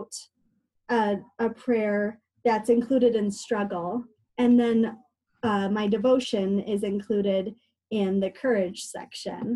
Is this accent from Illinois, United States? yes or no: yes; Illinois, United States; moved away as an adult; also born or lived in Juneau, Alaska; I am originally from Illinois